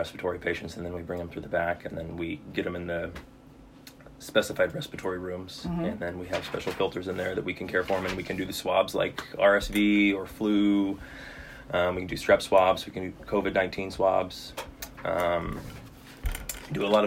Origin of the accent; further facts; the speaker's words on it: Rolla, Missouri, United States; I was born and raised in Rolla. So I mean, I'm kind of a local